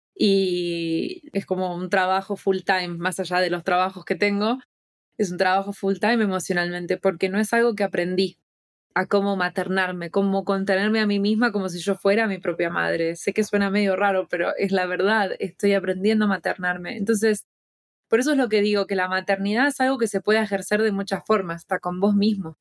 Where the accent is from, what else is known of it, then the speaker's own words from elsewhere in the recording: Argentina; now in United States; como argentina